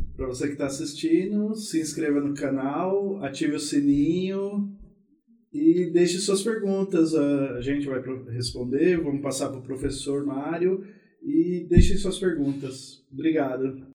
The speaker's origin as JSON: {"language": "Portuguese", "region": "São Paulo", "country": "Brazil", "said": "eu sou de São Paulo"}